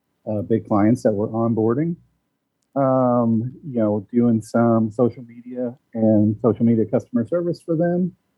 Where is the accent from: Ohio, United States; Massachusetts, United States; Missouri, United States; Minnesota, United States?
Missouri, United States; Springfield; also born or lived in St. Louis area, Missouri; So I grew up, I was born in the St. Louis area and grew up in Springfield, Missouri, which is tucked down into the Ozarks.